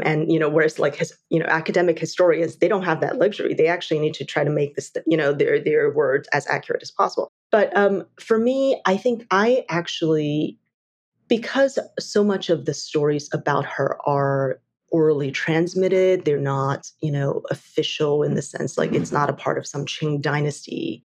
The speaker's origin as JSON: {"language": "English", "country": "Taiwan", "tie": "born or raised there", "moved": "yes", "said": "I grew up in Taiwan."}